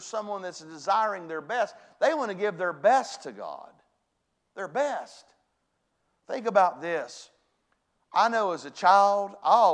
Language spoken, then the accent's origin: English; West Virginia, United States; I was brought up in West Virginia